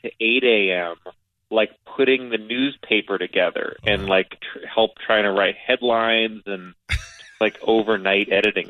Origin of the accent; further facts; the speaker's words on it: New York City, New York, United States; I live in Grimes Hill.